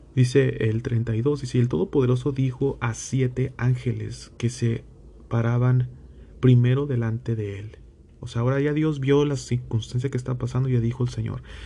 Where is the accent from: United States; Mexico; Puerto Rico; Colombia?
Mexico; yo que provengo de México